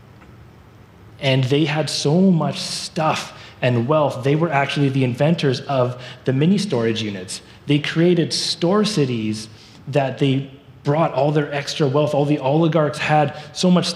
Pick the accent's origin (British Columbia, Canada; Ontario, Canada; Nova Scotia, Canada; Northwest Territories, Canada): British Columbia, Canada; Surrey; moved away as an adult; now in Abbotsford, Canada; I grew up in Surrey